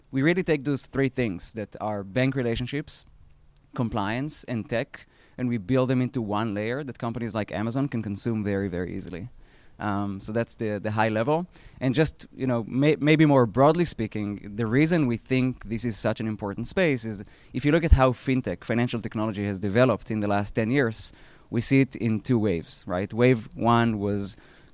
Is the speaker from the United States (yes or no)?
no; Israel; accent: Israeli; moved away; I previously spent 10 years at a fintech B2B company that I co-founded in Israel. That's where my accent is from